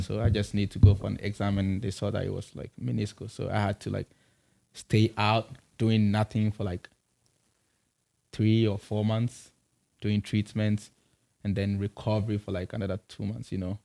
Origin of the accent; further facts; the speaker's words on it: Kumasi, Ashanti, Ghana; moved away as an adult; also born or lived in Accra; I'm from, I'm from Kumasi